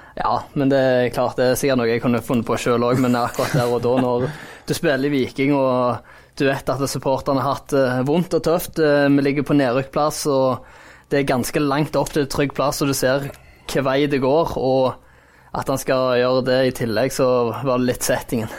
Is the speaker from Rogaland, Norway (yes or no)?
yes; Jæren, Rogaland, Norway; Jeg er jo jærbu sjøl